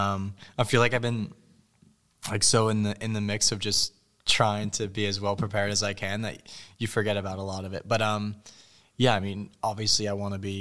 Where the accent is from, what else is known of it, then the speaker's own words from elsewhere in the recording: United States; being an American